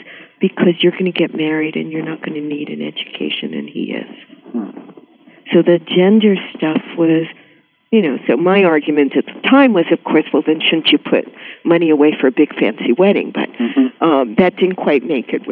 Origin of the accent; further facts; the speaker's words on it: New York City, New York, United States; also born or lived in Puerto Rico; from the time I was about 4 or 5, lived in a Jewish middle-class neighborhood in Flatbush